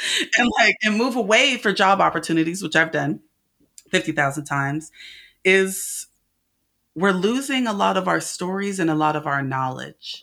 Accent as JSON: {"language": "English", "region": "California", "country": "United States", "said": "I'm from California"}